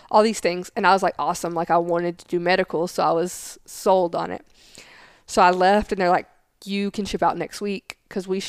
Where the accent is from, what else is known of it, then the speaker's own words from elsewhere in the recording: the South, United States; accent: southern; they can't understand what I'm saying because my accent's so strong. Um, so I mean, I would be in the schoolhouse for hours just trying to say words like without a southern accent on them.